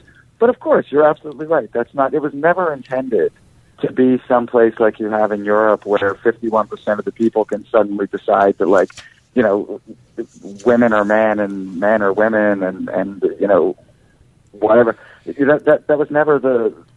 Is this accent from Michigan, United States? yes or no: no; Philadelphia, Pennsylvania, United States; I'm from Philadelphia